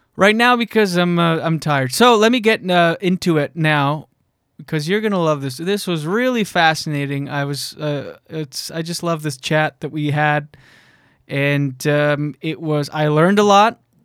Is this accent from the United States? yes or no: no; New Brunswick, Canada; moved away; I'm from New Brunswick originally, grew up with four sisters